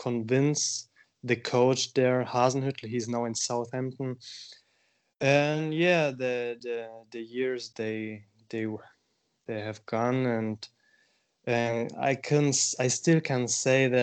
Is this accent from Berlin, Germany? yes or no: no; Bavaria, Germany; English is a second language; I'm from Bavaria. My brother and I, we were born there. There's a province in Germany where we almost spent our whole childhood.